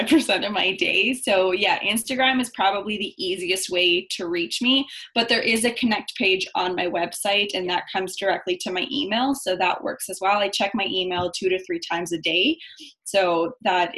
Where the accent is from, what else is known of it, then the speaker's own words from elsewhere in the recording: Winnipeg, Manitoba, Canada; I was born in Winnipeg, Manitoba. My mom is Chilean. My dad is Romanian. So I'm first generation Canadian.